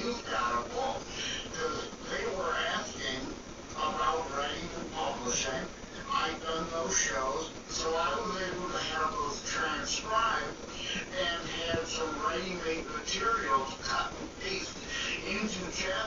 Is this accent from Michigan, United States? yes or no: yes; Detroit, Michigan, United States; I'm from the Detroit, Michigan area